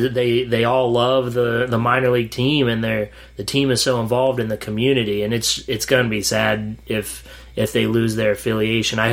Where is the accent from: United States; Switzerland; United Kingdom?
United States; Williamsport, Pennsylvania; my hometown, Williamsport